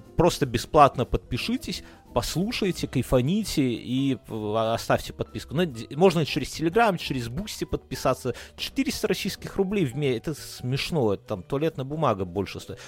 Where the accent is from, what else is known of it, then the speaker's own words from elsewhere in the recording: Belarus; Russian is a second language; мы как белорусы